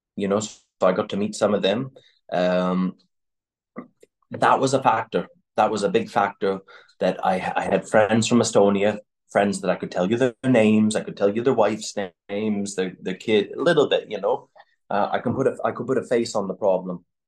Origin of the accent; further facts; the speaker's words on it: Canada; moved away as an adult; also born or lived in United Kingdom; now in Ukraine; So I grew up in Canada